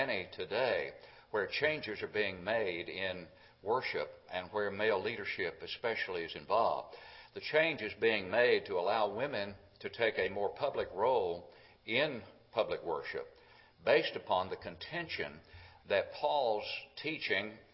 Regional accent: Smithville, Tennessee, United States; just about 20 miles from my hometown of Smithville

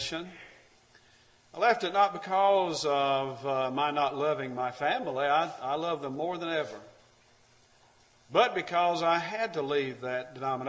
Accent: Alabama, United States; I'm from Alabama

